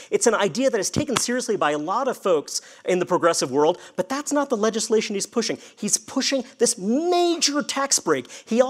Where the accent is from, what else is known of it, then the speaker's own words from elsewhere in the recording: New York City, New York, United States; So I'm from New York. Born and raised in Brooklyn